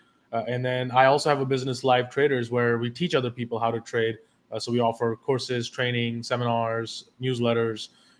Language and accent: English; Delhi, India; moved away as an adult; also born or lived in London; now in New York City, United States; I was born and raised in Delhi, India, and lived there till I was 18 years old